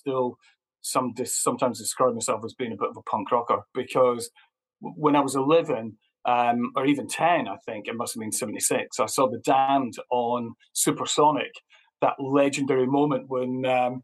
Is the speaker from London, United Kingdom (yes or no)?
no; Perth, Scotland, United Kingdom; I'm from Perth, which is a kind of really small town, and in between Edinburgh and Glasgow